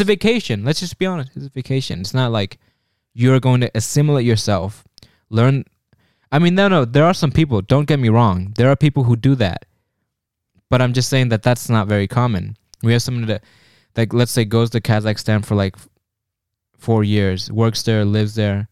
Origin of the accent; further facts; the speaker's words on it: United States; we're American